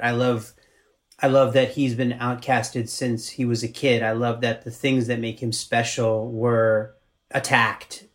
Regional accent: Maryland, United States; moved away as an adult; also born or lived in New York; I'm from Maryland, so I just I basically went home to shoot my first movie

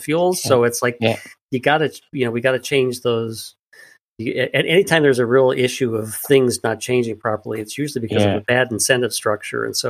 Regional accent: Chicago, Illinois, United States; my hometown of Chicago

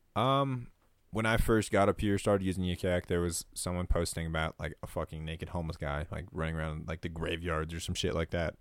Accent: Sarasota, Florida, United States; moved away as an adult; now in Flagstaff, United States; I'm from Sarasota, Florida

